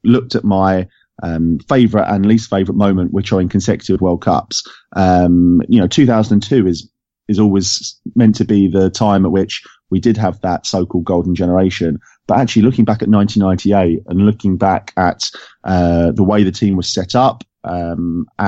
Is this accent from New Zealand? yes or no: no; England, United Kingdom; being an Englishman who was born in 1986